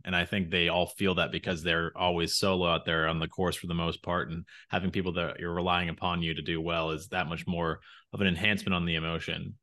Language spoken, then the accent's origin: English; United States; we're both American